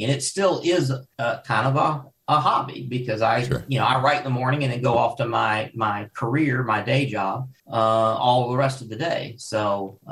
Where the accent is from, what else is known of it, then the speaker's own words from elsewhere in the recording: Louisville, Kentucky, United States; moved away as an adult; also born or lived in Paducah, Kentucky / western US; I grew up in, I was born in Paducah and I was raised in Louisville.